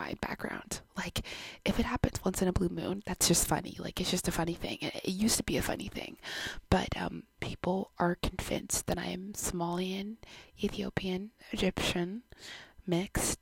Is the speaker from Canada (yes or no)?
yes; Canada; I was born in Canada, but my background is Jamaican.